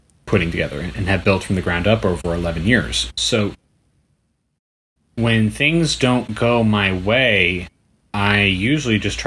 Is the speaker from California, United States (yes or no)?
yes; Bay Area, California, United States; now in Los Angeles, United States; I'm from the Bay Area. I can't afford to move back home.